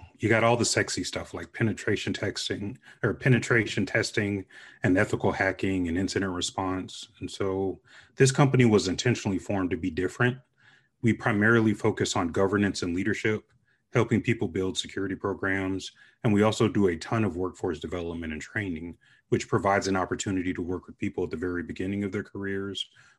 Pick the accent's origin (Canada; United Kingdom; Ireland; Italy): Italy; Vicenza, Veneto; born there; So our family joke is that I was produced in Vicenza, Italy, because both of my parents were stationed there.